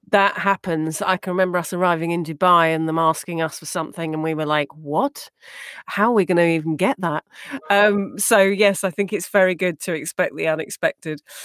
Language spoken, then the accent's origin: English; United Kingdom; now in United States; I'm proud to be British